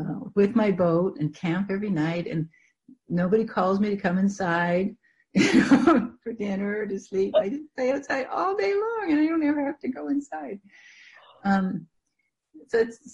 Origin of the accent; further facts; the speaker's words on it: Canada; I grew up in Canada, and everybody had acreage, and it was all bush